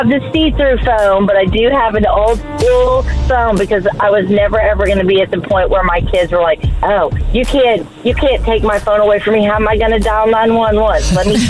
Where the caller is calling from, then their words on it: Saginaw, Texas, United States; I'm calling from the Saginaw area.